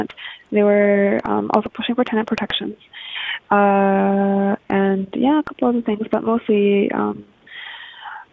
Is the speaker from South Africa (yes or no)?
no; Japan; now in Vancouver, Canada; I was born in Japan, actually. I'm half Japanese